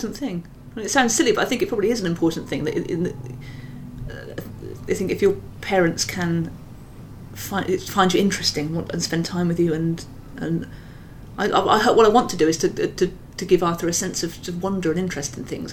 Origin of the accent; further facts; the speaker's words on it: Gloucestershire, South West England, United Kingdom; moved away as an adult; also born or lived in Swindon; I come from Gloucestershire. Well, I was born in Swindon. And then I lived in Gloucestershire until I left home.